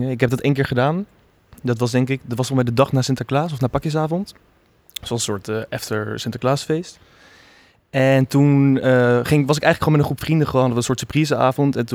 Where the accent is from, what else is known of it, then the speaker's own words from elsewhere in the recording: The Hague, South Holland, Netherlands; ik ben 20 jaar en ik kom uit Den Haag.